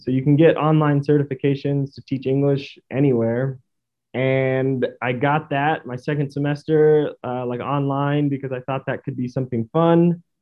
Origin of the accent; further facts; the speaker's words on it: Stockton, California, United States; moved away as an adult; also born or lived in St. Louis / Spain / South Korea; I grew up in Stockton, California, um, which is east of the Bay Area